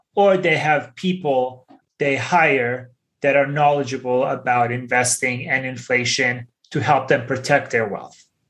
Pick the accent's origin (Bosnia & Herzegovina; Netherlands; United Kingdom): Bosnia & Herzegovina; When I was 10 years old, growing up in Bosnia, I experienced hyperinflation